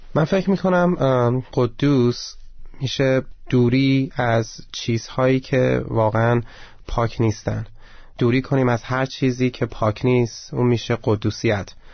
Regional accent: Iran; به من که ایرانیم

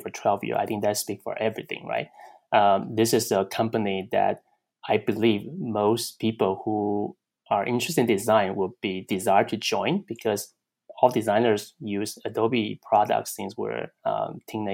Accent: Taiwan; moved away as an adult; also born or lived in Chicago, United States / Pittsburgh, United States; now in California, United States; Originally, I came from Taiwan

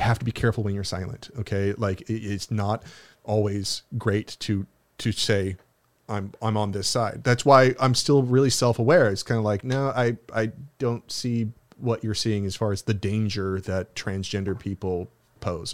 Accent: United States; I'm an American, I'm an American citizen

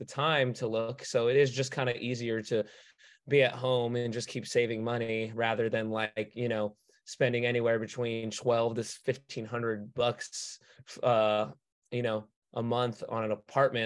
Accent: Los Angeles, California, United States; Born and raised

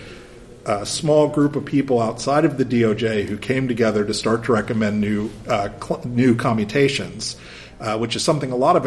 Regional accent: Michigan, United States; my home state

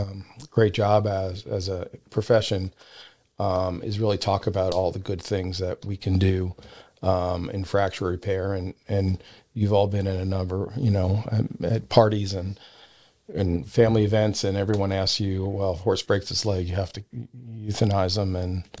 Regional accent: Belmont Park, New York, United States; moved away; I grew up near Belmont Park.

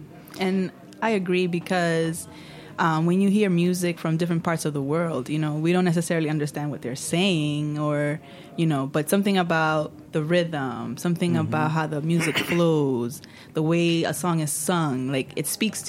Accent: New York, United States; Born in New York, but my parents are from Dominican Republic.

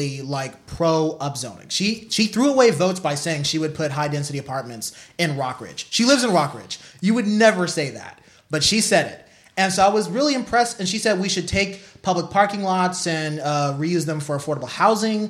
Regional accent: San Pablo, California, United States; I grew up in San Pablo. It's right by Richmond

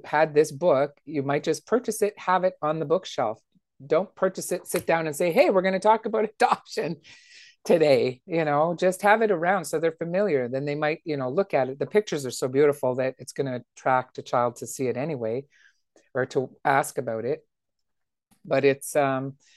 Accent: Timmins, Ontario, Canada; my hometown

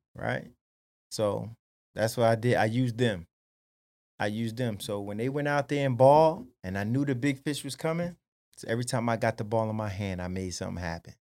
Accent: Paterson, New Jersey, United States; born and raised Paterson, New Jersey

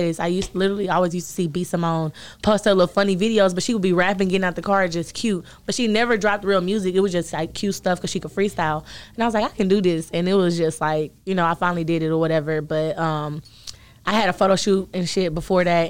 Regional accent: Dallas, Texas, United States; also born or lived in Cedar Hill, Texas; really from Oak Cliff

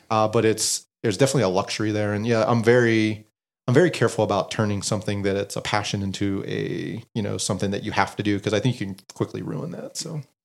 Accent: Western Pennsylvania, United States; I grew up in Western Pennsylvania

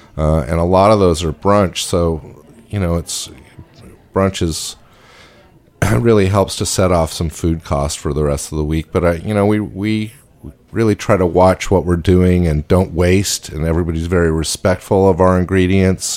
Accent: Salt Lake City, Utah, United States; I grew up in Salt Lake City

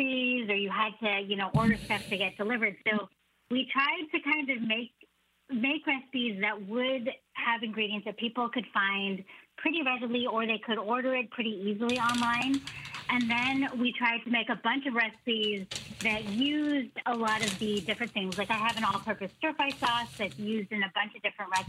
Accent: San Francisco Bay Area, California, United States; growing up in the San Francisco Bay Area and being Cantonese American

